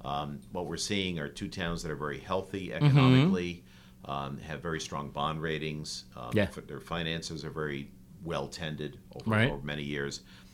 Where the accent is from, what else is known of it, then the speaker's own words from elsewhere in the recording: North Haven, Connecticut, United States; I grew up in North Haven, raised in North Haven. I live in North Haven.